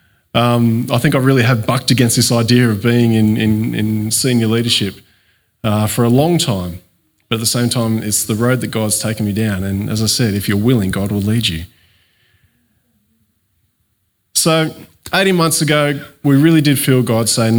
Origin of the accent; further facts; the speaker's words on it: Coffs Harbour, New South Wales, Australia; moved away as an adult; also born or lived in Cooma, Australia; now in Narooma, Australia; I grew up in Coffs Harbour, but my family's from the Cooma area, and I ended up back there after high school.